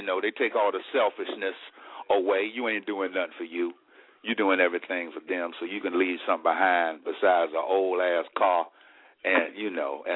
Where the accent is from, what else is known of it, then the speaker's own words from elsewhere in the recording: Charlotte, North Carolina, United States; I'm from Charlotte